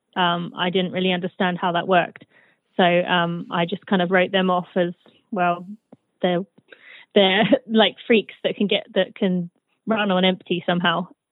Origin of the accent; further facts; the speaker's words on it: United Kingdom; moved away as an adult; also born or lived in Michigan, United States; now in United States; I am British, but I live in the U.S.